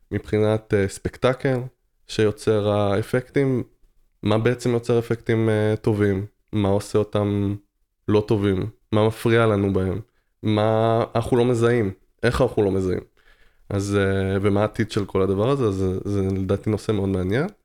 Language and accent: Hebrew; Tel Aviv, Tel Aviv District, Israel; אני מתל אביב.